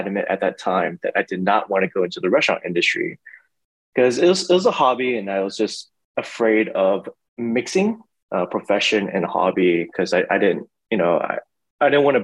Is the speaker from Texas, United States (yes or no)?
yes; Houston, Texas, United States; I was born and raised in Houston